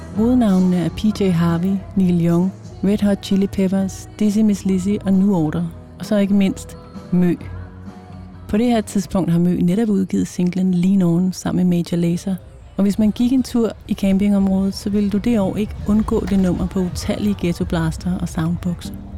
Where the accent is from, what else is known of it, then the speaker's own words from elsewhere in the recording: Jutland, Denmark; kommer også fra Jylland